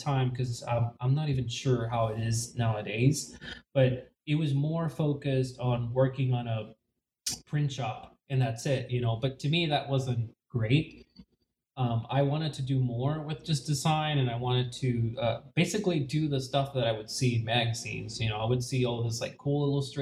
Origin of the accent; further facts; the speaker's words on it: Puerto Rico; moved away; I was born in Puerto Rico, born and raised, and I went to school in Puerto Rico